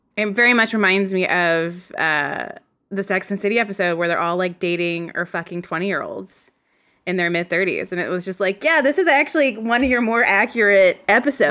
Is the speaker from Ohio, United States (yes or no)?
no; Virginia, United States; accent: Southern; moved away; I'm from Virginia.